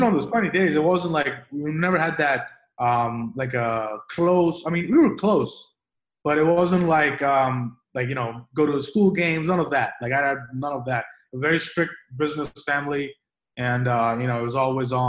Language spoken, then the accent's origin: English; Delhi, India; moved away as an adult; also born or lived in London, United Kingdom; now in New York, United States; I grew up in India. I grew up in Delhi, the capital of India. So I was there until I was 18